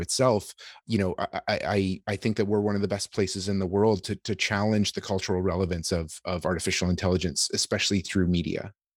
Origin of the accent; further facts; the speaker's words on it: Canada; as a Canadian